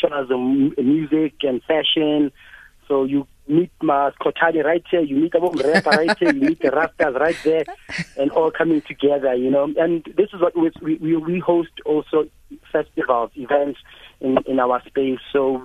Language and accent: English; Soweto, Gauteng, South Africa; this was my grandparents' house. I grew up here in Orlando West